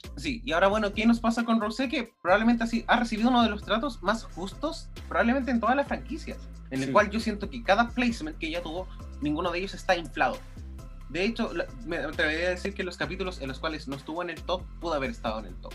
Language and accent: Spanish; Chile; Nosotros quizás como chilenos